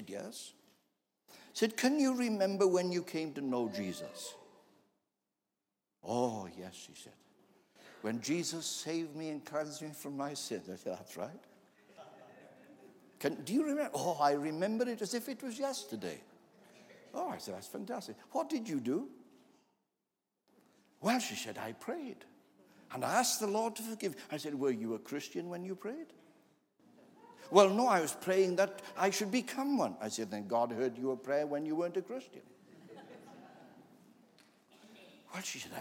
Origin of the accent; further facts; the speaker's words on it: Wales, United Kingdom; As a Welshman